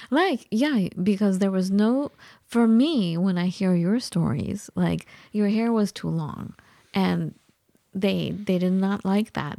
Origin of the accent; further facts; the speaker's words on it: United States; also born or lived in Iran; growing up in the United States, I never got any kind of guidance for a college